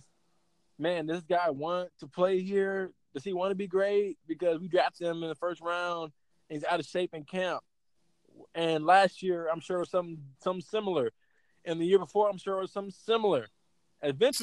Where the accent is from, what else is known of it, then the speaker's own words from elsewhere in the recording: Georgia, United States; we're from Georgia